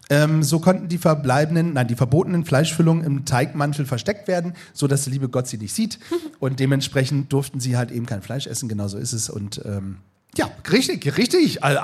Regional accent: Northern Germany, Germany; Aber ich bin ja auch Norddeutscher. Dafür kenne ich Lapskaus.

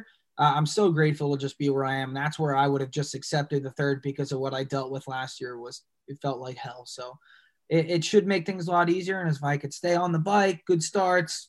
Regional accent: New Jersey, United States; I'm from Jersey.

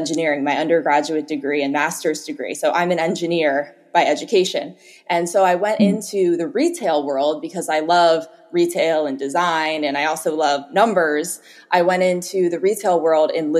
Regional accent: Philadelphia, Pennsylvania, United States; moved away as an adult; now in Marin County, United States; originally I'm from Philadelphia, so I grew up there, went to school there and university

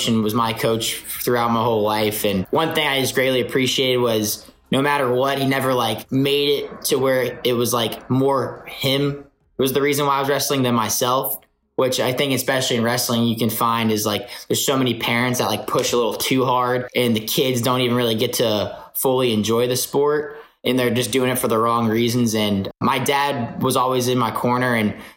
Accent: North Florida, United States; We're all from North Florida

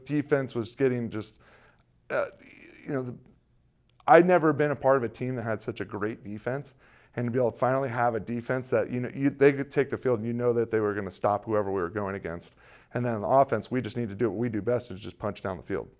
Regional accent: California, United States; growing up in California

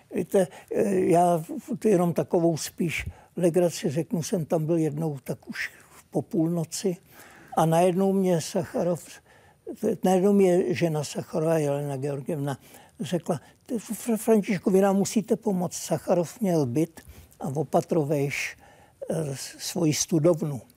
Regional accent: Czechia; moved away as an adult; also born or lived in Prague; now in Sweden

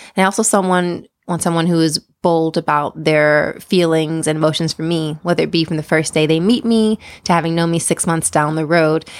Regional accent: East Coast, United States; now in San Francisco Bay Area, United States; I'm originally from the East Coast.

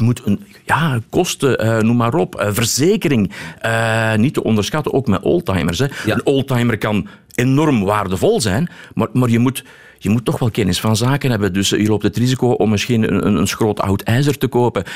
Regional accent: Belgium

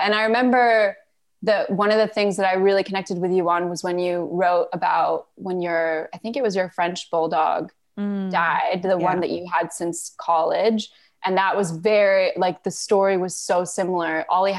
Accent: Malaysia; moved away; also born or lived in Canada; So I was born in Canada. We moved to Malaysia when I was 4 years old.

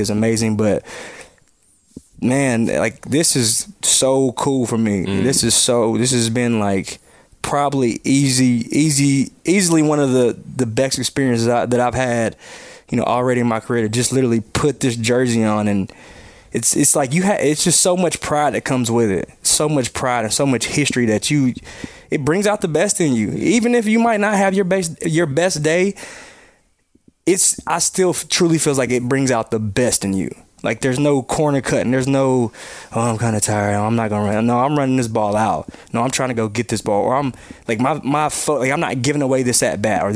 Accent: North Carolina, United States; moved away; I grew up in North Carolina, so it was WGN, it was the Cubs and the Braves

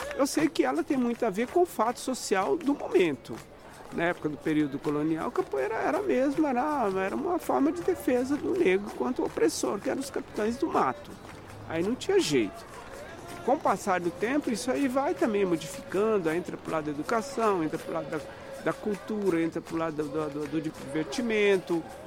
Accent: Estrela do Sul, Minas Gerais, Brazil; moved away as an adult; now in São Paulo, Brazil; eu sou mineiro, lá de Estrela do Sul, do Triângulo Mineiro, tenho 75 anos. Sou de uma família de congadeiros lá de Minas, vim para São Paulo em 1967

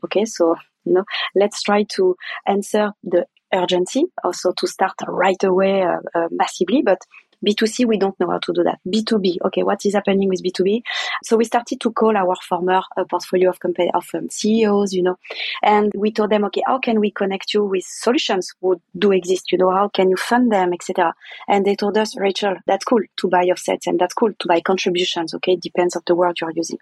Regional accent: France; English is a second language; I'm French, kind of arrogant

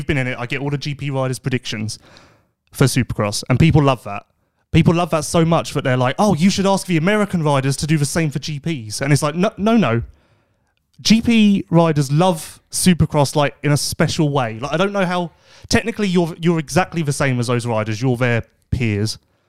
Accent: South Africa; I guess being South African, growing up, I guess it's like Australia.

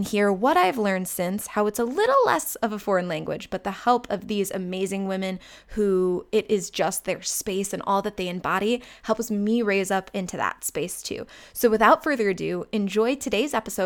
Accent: Chagrin Falls, Ohio, United States; my hometown of Chagrin Falls, Ohio

